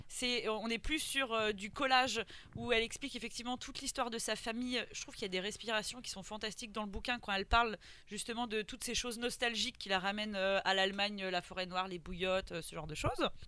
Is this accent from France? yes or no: yes; France; moi ça me semble complètement fou en tant que française